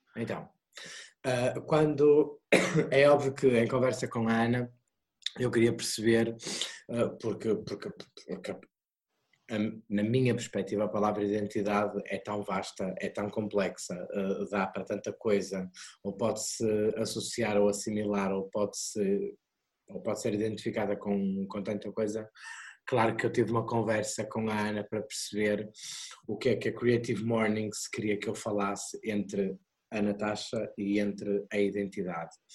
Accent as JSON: {"language": "Portuguese", "town": "Porto", "region": "Norte", "country": "Portugal", "said": "eu sou do Porto, uh, nasci no Porto, os meus pais vivem em Águas Santas"}